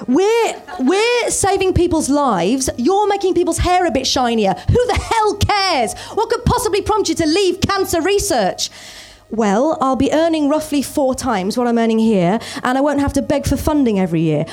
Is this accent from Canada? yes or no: no; Birmingham, West Midlands, United Kingdom; moved away; also born or lived in London; I lived in Birmingham, I grew up in Birmingham